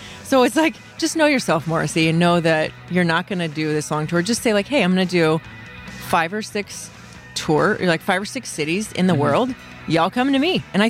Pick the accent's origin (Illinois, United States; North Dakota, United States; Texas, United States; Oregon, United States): Texas, United States; North Central; moved away; growing up in North Central Texas